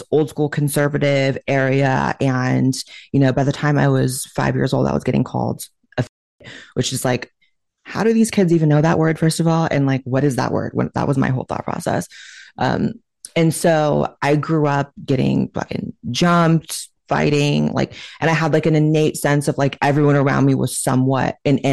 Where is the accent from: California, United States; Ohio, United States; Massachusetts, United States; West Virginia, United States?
California, United States; Chico; moved away as an adult; also born or lived in Hollywood, California; now in Austin, United States; I grew up in a town called Chico, California